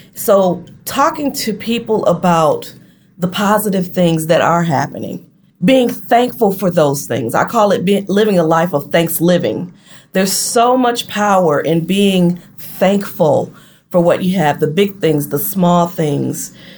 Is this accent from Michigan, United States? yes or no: yes; Flint, Michigan, United States; moved away as an adult; also born or lived in Detroit, Michigan; now in Gulfport, United States; my mom and I relocated to Detroit from Flint mm-hmm. in 1990